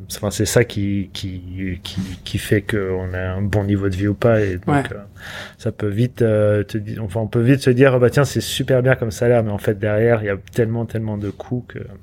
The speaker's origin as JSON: {"language": "French", "country": "France", "also_born_or_lived": "London, United Kingdom / Los Angeles, United States / Montpellier, France", "moved": "as an adult", "said": "moi en tant que français, j'étais qu'avec des français pendant 15 ans"}